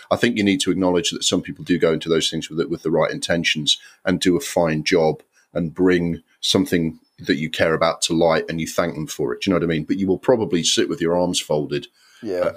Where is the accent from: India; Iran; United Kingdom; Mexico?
United Kingdom; Sunderland, North East England; born there; But I was born in Sunderland, which is a working class town.